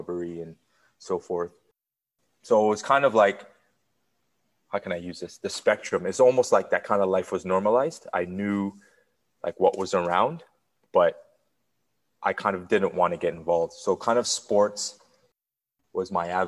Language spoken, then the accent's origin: English; Toronto, Ontario, Canada; moved away; also born or lived in Burlington, Ontario; I grew up in the Jane and Finch area, more specifically Weston and Finch